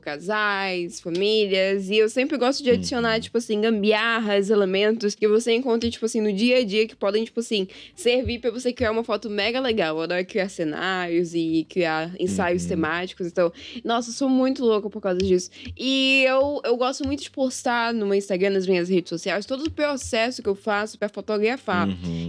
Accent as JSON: {"language": "Portuguese", "town": "Manaus", "region": "Amazonas", "country": "Brazil", "tie": "born or raised there", "said": "sou aqui de Manaus, Amazonas. Eu nasci aqui nessa terrinha, cresci aqui nessa terrinha"}